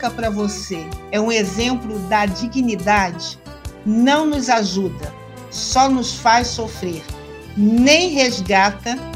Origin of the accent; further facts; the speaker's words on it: Rio de Janeiro, Brazil; Olha, como boa carioca que sou, eu amo samba